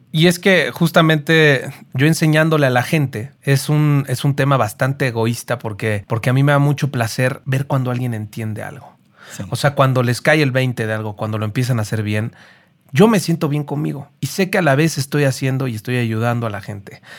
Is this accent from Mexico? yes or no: yes; Mexico; El mexicano tiene creo que 32 tipos de ADN. Somos la raza que tiene más variedad